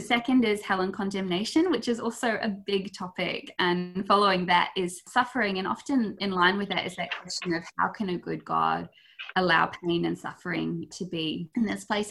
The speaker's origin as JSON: {"language": "English", "country": "New Zealand", "moved": "yes", "lives_now": "Australia", "said": "I'm a Kiwi girl originally, and I moved over here"}